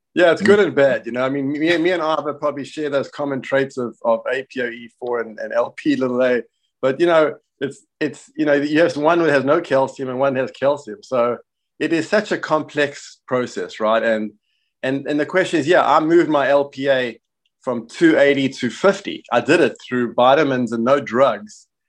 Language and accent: English; Johannesburg, Gauteng, South Africa; now in United States; I'm South African, uh, born in Johannesburg, and, uh, I live in the States